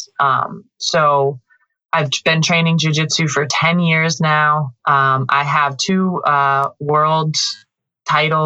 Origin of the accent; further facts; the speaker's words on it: Western Massachusetts, United States; moved away; I grew up in the countryside of Western Massachusetts. Very rural, little town